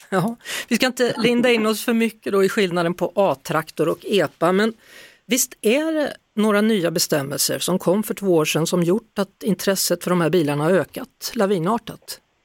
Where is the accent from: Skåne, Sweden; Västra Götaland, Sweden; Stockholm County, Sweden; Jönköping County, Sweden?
Västra Götaland, Sweden; Skövde; där jag kommer ifrån, Skövde